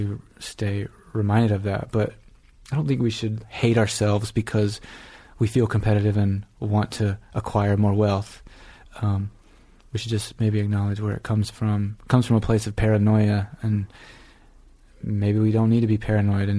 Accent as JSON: {"language": "English", "region": "South Georgia", "country": "United States", "tie": "born or raised there", "also_born_or_lived": "Iowa City, Iowa / Northampton, Massachusetts / New York", "moved": "as an adult", "said": "I grew up in Georgia, went to the University of Georgia in Athens"}